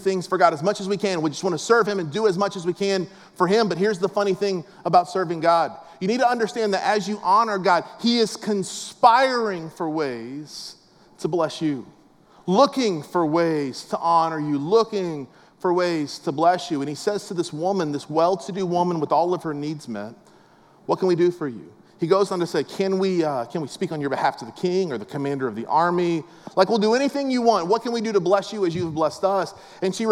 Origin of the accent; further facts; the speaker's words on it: West Palm Beach, Florida, United States; I grew up in West Palm Beach, South Florida.